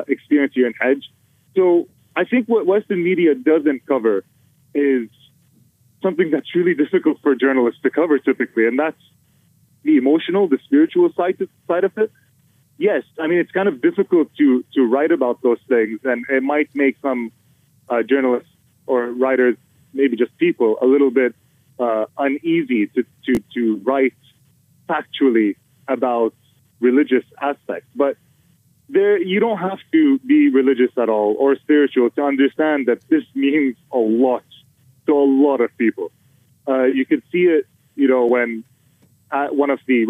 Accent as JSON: {"language": "English", "country": "Kuwait", "said": "I'm from Kuwait. My entire population is 2 to 3 million"}